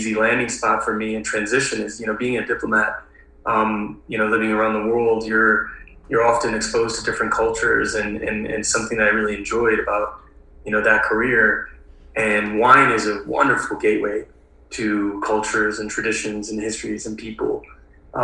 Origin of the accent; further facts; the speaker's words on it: Milwaukee, Wisconsin, United States; I grew up in Wisconsin. I grew up in Milwaukee, Wisconsin